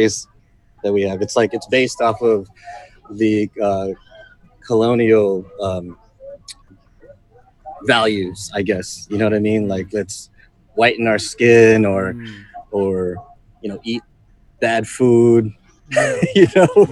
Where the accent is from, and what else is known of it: Los Angeles, California, United States; born or raised there; moved away as an adult; now in Philippines